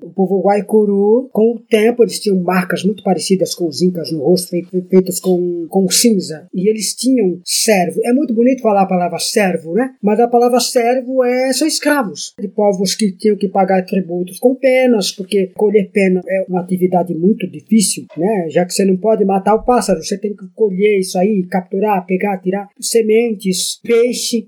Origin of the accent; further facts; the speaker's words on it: Ubatuba, São Paulo, Brazil; Eu nasci nas montanhas de Ubatuba e estudei com padres salesianos